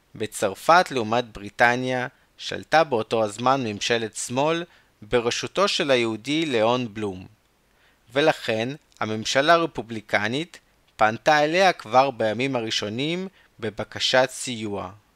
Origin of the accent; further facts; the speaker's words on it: Chernivtsi, Chernivtsi Oblast, Ukraine; בצ'רנוביץ, העיר שבה נולדתי